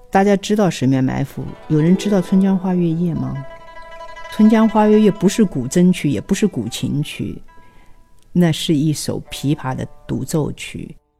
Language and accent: Chinese; Hangzhou, Zhejiang, China; moved away; 在杭州大剧院回了我的老家了